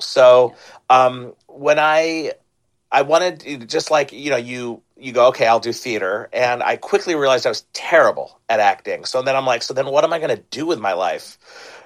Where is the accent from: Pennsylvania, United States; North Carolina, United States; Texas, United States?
Pennsylvania, United States; Jenkintown; I grew up in Philly in the suburbs in Jenkintown